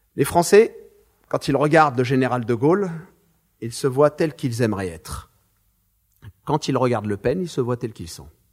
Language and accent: French; Marseille, Provence-Alpes-Côte d'Azur, France; mes parents sont algériens. Je suis né à Marseille